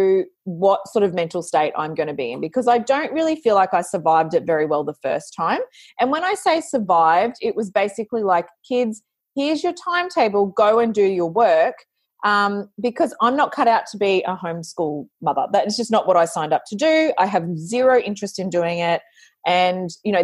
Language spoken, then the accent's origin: English; Australia; I'm an Australian, I've got that hard yakka mindset